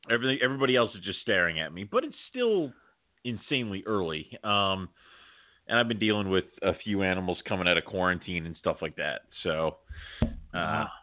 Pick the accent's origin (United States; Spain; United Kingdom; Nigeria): United Kingdom; Scotland; No, I'm Scottish.